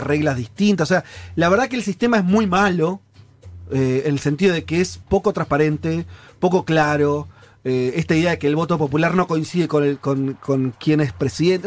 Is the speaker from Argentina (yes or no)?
yes; Argentina